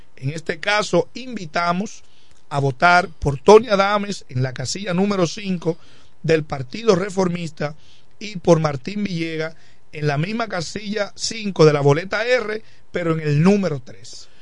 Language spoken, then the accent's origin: Spanish; La Romana, Dominican Republic; Siempre me he estado aquí en el municipio de La Romana